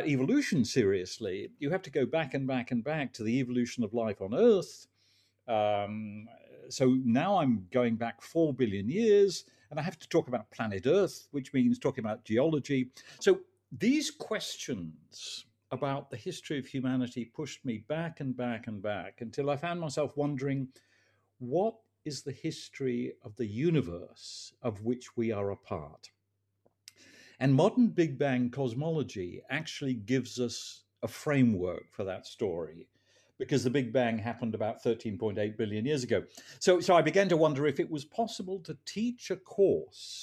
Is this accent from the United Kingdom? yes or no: yes; England, United Kingdom; As a teenager growing up in England